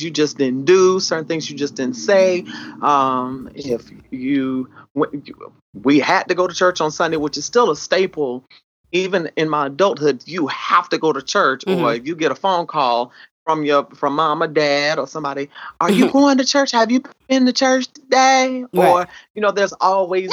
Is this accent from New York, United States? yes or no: no; South Carolina, United States; accent: country twang; I actually grew up in South Carolina